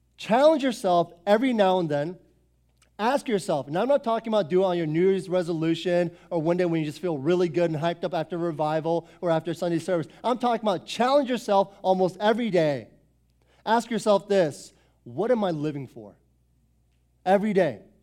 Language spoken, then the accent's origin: English; Foster City, Northern Virginia, United States; I was born and raised here in Northern Virginia. Grew up in Foster City since nineteen eighty-eight, okay? I lived here my whole life